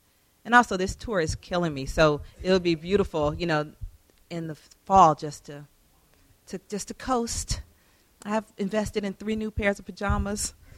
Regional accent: Atlanta, Georgia, United States; She grew up in Louisiana. I grew up in Atlanta. She's 11 years older than me.

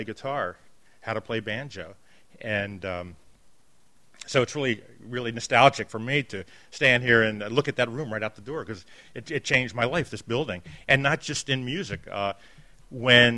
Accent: Baltimore, Maryland, United States; I grew up here in Baltimore in the West Side

